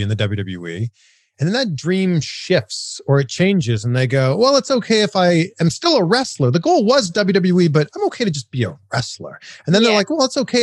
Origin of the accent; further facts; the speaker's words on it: Canada; moved away as an adult; now in United States; as a Canadian kid growing up in Canada